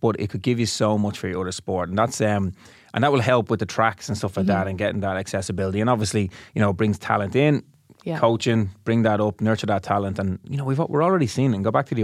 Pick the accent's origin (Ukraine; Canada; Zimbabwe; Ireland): Ireland; Dublin, Leinster; I'm from Ballinteer. My club is Dundrum, South Dublin